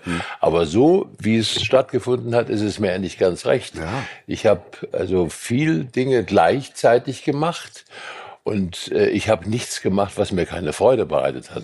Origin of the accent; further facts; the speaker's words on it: Eisenberg, Thuringia, Germany; also born or lived in Weimar; now in Dresden, Germany; hatte ich eine Band in meinem Heimatort Eisenberg im Ostthüringischen